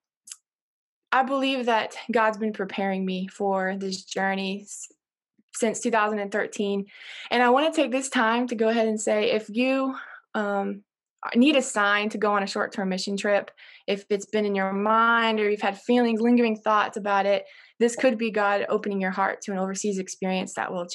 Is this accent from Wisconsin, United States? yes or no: no; Beecher City, Illinois, United States; I'm from Beecher City, Illinois. Like you said, very small town of 500.